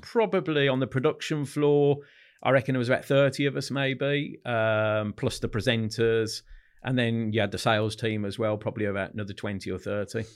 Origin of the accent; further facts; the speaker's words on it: Solihull, West Midlands, United Kingdom; grew up in Solihull, in the Midlands, not far from the N E C